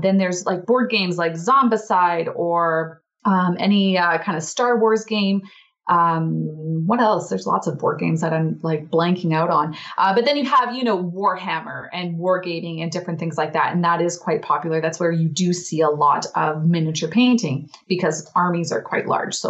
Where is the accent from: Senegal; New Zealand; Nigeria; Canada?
Canada; Alberta; I am from Alberta, Canada.